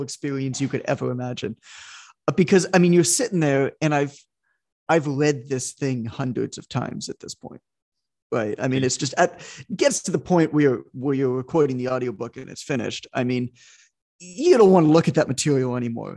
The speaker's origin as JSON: {"language": "English", "town": "Toronto", "region": "Ontario", "country": "Canada", "said": "I'm Canadian"}